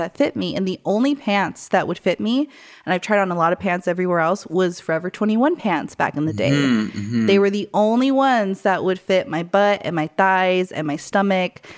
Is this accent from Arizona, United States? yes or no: yes; Arizona, United States; moved away; I came from Arizona